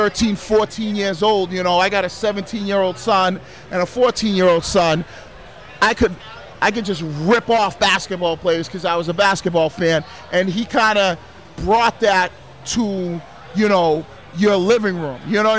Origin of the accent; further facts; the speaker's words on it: Boston, Massachusetts, United States; a 15-year-old kid growing up in Boston who was a fan of basketball